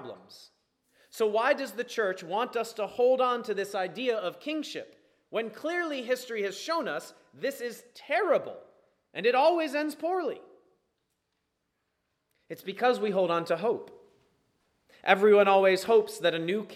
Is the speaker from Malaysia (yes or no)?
no; United States; I am an American by birth